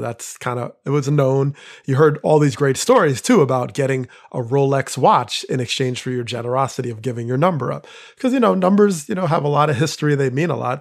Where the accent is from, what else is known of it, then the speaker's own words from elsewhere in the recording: New Jersey, United States; growing up in Jersey